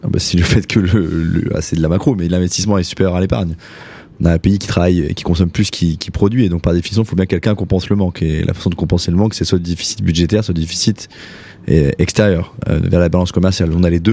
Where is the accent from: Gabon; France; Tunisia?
France; Saint-Étienne, Auvergne-Rhône-Alpes; je suis stéphanois d'origine